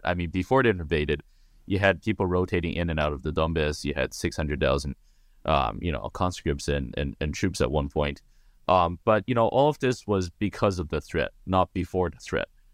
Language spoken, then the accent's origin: English; Taiwan; we are a, already a independent sovereign country called the Republic of China.